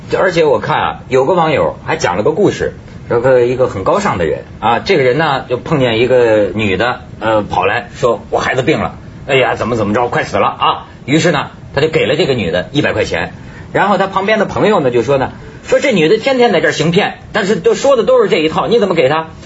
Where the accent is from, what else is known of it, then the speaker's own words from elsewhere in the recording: Shenzhen, Guangdong, China; 我们深圳人民